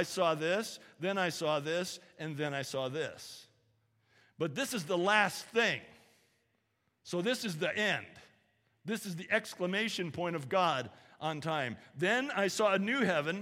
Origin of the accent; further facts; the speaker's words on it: California, United States; moved away; I grew up in California